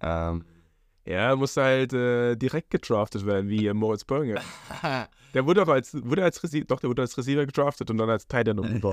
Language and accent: German; Aschaffenburg, Bavaria, Germany; moved away; Ist meine Heimat